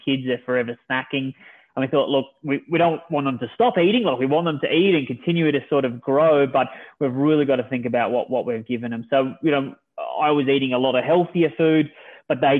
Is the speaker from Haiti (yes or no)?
no; Australia; moved away as an adult; now in United States; I'm originally from Australia, moved to the US with my wife and my 3 daughters